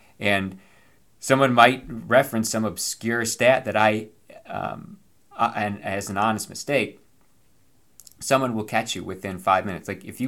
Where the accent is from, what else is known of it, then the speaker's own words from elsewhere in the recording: Virginia, United States; in my home state of Virginia, it's called George Washington Day.